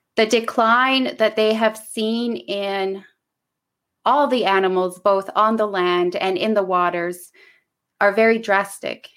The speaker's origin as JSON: {"language": "English", "town": "Clyde River", "region": "Nunavut", "country": "Canada", "moved": "yes", "lives_now": "Ottawa, Canada", "said": "I am from Kanyarq Tugapik in the Kikirtanic region of Nunavut. The English name is Clyde River of my community"}